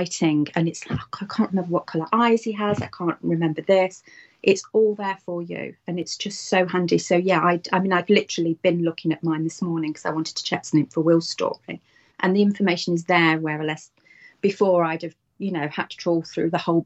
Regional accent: United Kingdom; I am British.

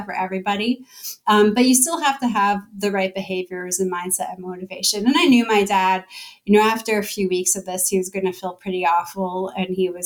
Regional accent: Toronto, Ontario, Canada; moved away as an adult; now in Bay Area, United States; My family is in Canada. I'm originally from Toronto. I'm only new to the Bay Area.

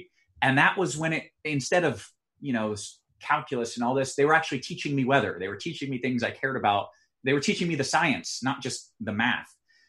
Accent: Tampa, Florida, United States; moved away; I grew up in Tampa, which is a normal city.

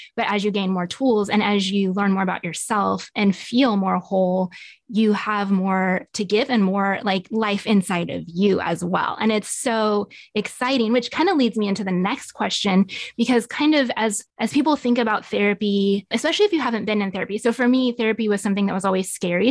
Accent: Nevada, United States; moved away as an adult; now in Tulsa, United States; I grew up in Nevada and moved out to Tulsa about 12 years ago

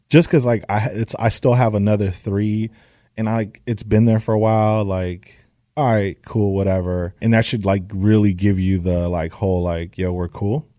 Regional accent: Los Angeles, California, United States; I'm from the Valley, San Fernando Valley, A one eight, and I grew up all my life out here

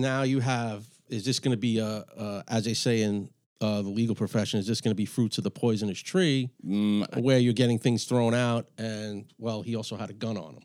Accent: New York City, New York, United States; I grew up in Astoria, Astoria, Queens

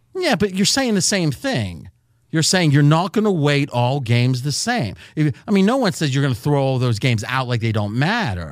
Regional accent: Bellaire, Ohio, United States; I was born in Ohio, Belair, which is the hometown of Joey Galloway

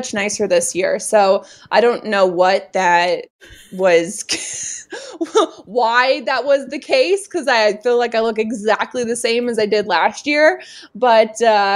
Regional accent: Colorado, United States; I grew up in Colorado

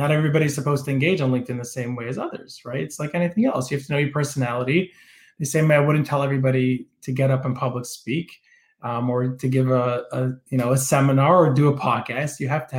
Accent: Toronto, Ontario, Canada; And I grew up in Toronto. I have a dad that's British. My mom's American Israeli. I went to school in Detroit, in Israel, in New Jersey.

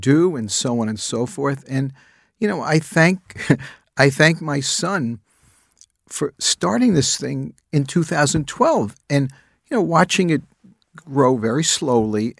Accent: New York City, New York, United States; I spent my childhood years growing up in the Bronx

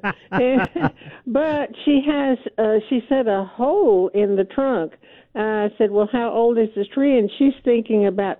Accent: Beaumont, Texas, United States; also born or lived in Liberty, Texas; But, I'm from Beaumont, but I lived in Liberty for about 25 years

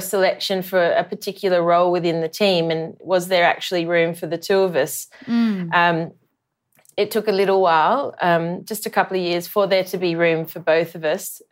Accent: country New South Wales, Australia; As as country kids, we often went to school holiday cricket camps. Um, Warren Smith ran a few in Wagga

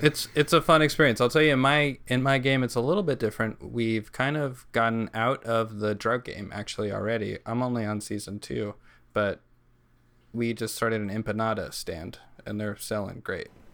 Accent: New Mexico, United States; So we're all from New Mexico

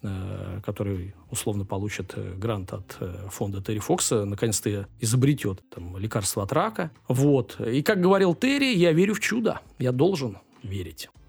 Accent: Ukraine; так как я из Украины

